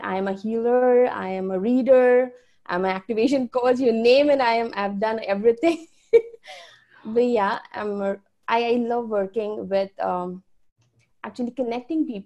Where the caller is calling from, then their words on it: India; I'm in India. I'm calling from there.